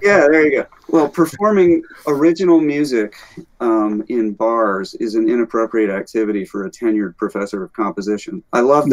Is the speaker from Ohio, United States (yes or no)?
no; Alabama, United States; moved away as an adult; also born or lived in Arizona / Rochester, New York / Northeast US; now in California, United States; I grew up in the Deep South. I'm from Alabama.